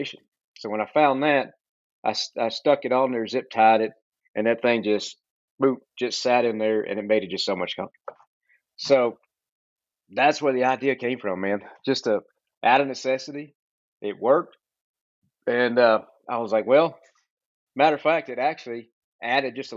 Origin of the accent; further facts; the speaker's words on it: Central Texas, United States; I'm from Texas, Central Texas, born and raised